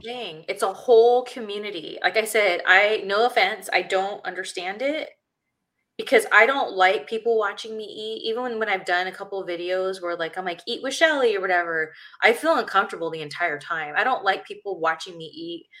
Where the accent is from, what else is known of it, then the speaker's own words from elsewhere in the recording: Ontario, California, United States; I was still living in my hometown, which is Ontario, California